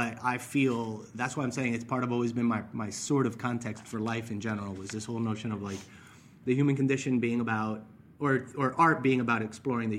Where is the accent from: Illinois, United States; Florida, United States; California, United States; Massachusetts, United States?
Florida, United States; Miami; I grew up in Miami. My family's Cuban